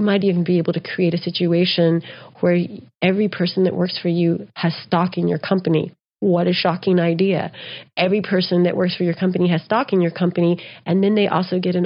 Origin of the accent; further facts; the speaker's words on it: United States; also born or lived in Texas / New Mexico; I grew up in Texas and New Mexico.